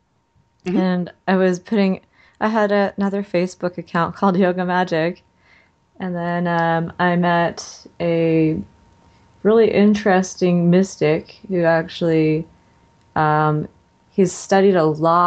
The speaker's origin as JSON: {"language": "English", "town": "West Covina", "region": "California", "country": "United States", "tie": "born or raised there", "also_born_or_lived": "San Diego", "moved": "yes", "lives_now": "Atlanta, United States", "said": "I was born in West Covina, part of Los Angeles"}